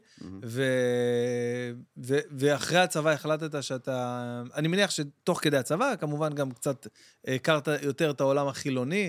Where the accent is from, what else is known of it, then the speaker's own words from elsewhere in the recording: Jerusalem, Jerusalem District, Israel; אני גדלתי שם בבית וגן.